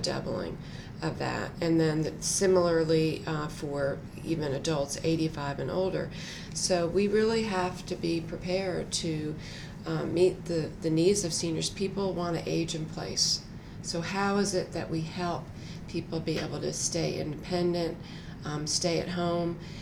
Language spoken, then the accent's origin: English; New Jersey, United States; moved away as an adult; now in Durham, United States; I grew up in New Jersey.